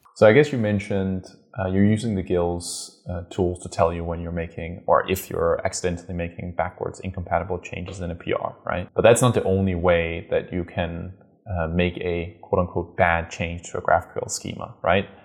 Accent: Denmark; I'm originally from Denmark. I was born in Denmark, and so Lego is obviously dear to my, my heart. I grew up with all the Lego you can imagine

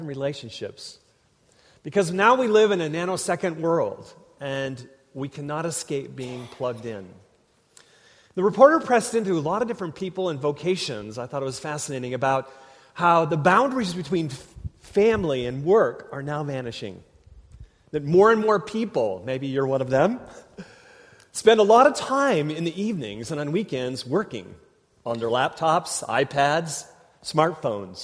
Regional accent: Minnesota, United States; moved away; I grew up in Minnesota

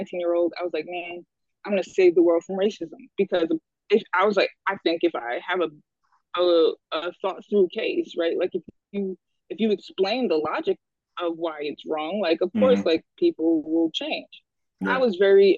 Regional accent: Chesapeake, Virginia, United States; moved away as an adult; also born or lived in Queens, New York; now in New Haven, United States; born in Queens, New York, lived there until I was 9 years old, gotcha. And then happened to move to Virginia

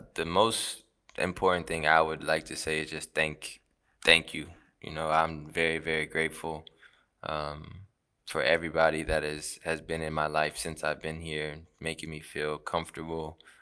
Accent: United States; moved away as an adult; now in Turkey; I grew up in America and I lived at home for eighteen years

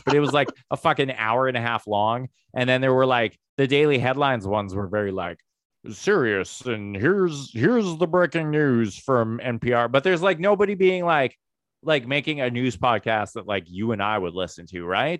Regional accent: Medicine Hat, Alberta, Canada; moved away; I grew up in Medicine Hat, Alberta

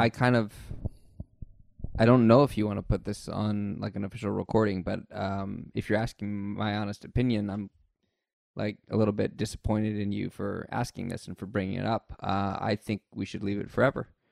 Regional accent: United States; I'm the American in the room

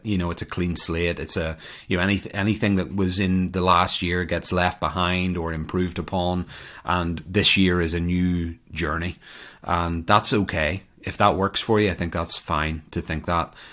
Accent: Ireland; moved away as an adult; now in United States; I emigrated from Ireland to America over ten years ago

